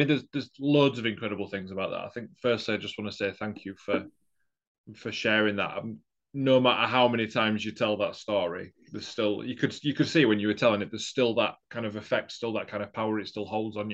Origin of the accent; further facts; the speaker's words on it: Leeds, Yorkshire and the Humber, United Kingdom; I'm from Leeds